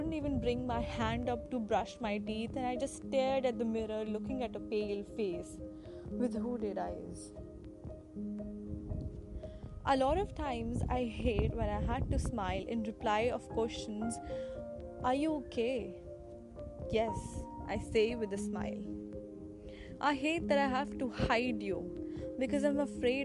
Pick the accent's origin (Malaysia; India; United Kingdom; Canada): India; Ghaziabad, Uttar Pradesh; I'm from Ghaziabad, which is a city in UP.